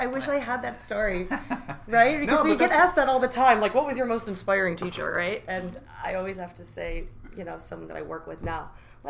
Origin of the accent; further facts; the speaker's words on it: New York, United States; now in Washington, United States; I am originally from New York, moved all over the world, and somehow landed in Washington because it's the most beautiful place ever.